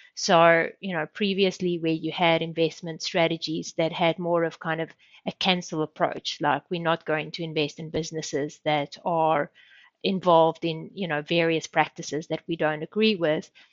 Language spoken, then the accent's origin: English; South Africa; moved away as an adult; also born or lived in Sydney, Australia / Sweden; I grew up in South Africa. I did my studies in South Africa